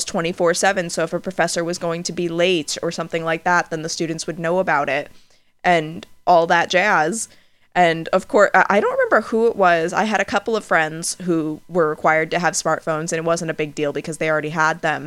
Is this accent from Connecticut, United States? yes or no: yes; Connecticut, United States; I am hella from Connecticut